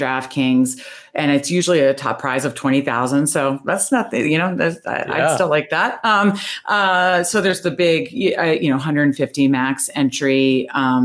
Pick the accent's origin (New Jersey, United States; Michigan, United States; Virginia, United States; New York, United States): Virginia, United States; Northern; now in Baltimore, United States; I grew up in Northern Virginia. I now live in Baltimore, so I'm a Washington fan in Ravens country, but I grew up in Northern Virginia